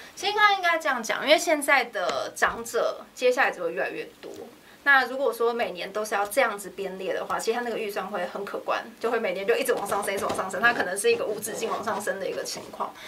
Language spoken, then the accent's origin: Chinese; Songshan-Xinyi district, Taipei, Taiwan; 因为反正我本来就是在那边出生长大的嘛，所以我觉得就，就努力吧，回家乡努力